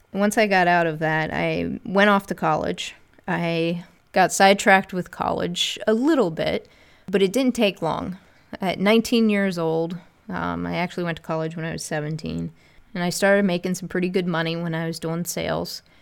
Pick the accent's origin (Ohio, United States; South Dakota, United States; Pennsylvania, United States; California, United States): Ohio, United States; Northeast; now in Columbus, United States; I'm originally from Northeast Ohio, born and raised. I moved down to Columbus, Ohio, where I currently live and work